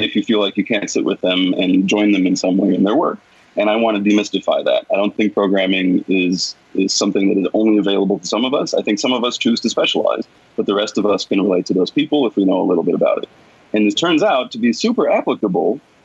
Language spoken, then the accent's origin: English; United States; I'm American. I'm from a different culture